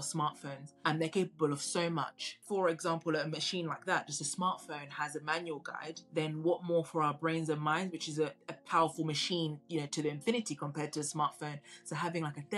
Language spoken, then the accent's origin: English; Tanzania; now in United Kingdom; I come from Tanzania originally, and I visit pretty often